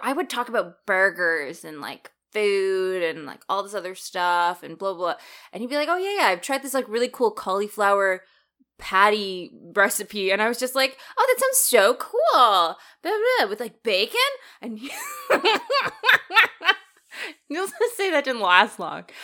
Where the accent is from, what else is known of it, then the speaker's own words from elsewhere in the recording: Canada; I grew up in Canada, I'm more associated with that culture